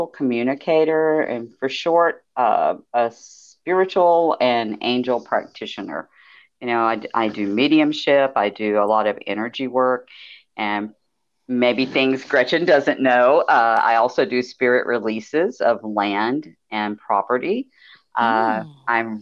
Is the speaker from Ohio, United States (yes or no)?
no; Houston, Texas, United States; moved away as an adult; now in near San Antonio, United States; I am an old Texas gal. I'm originally from Houston, and I moved to the central Texas area outside of San Antonio back in 2001